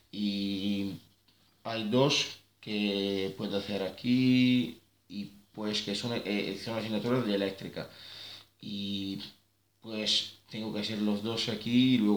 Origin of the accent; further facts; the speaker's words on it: Sicily, Italy; Spanish is a second language; En el sur de Italia, es una isla en el sur de Italia se parece más o menos a la Andalucía.